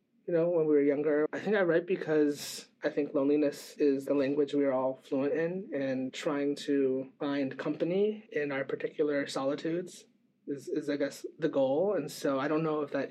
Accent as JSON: {"language": "English", "region": "Midwest", "country": "United States", "tie": "born or raised there", "moved": "yes", "lives_now": "Bay Area, United States", "said": "I grew up in the Midwest"}